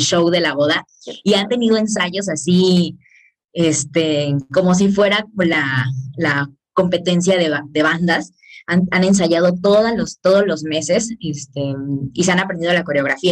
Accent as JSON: {"language": "Spanish", "town": "Cancún", "region": "Quintana Roo", "country": "Mexico", "said": "yo soy de Cancún"}